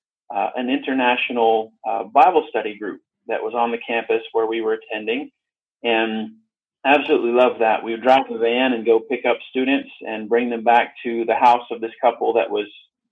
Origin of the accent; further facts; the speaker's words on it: Arkansas, United States; I grew up in America, in the state of Arkansas